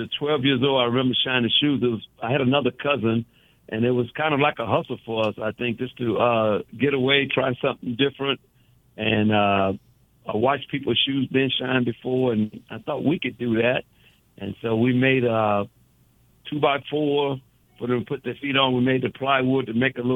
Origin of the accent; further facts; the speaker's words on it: New Orleans, Louisiana, United States; I was born in the Charity Hospital, downtown New Orleans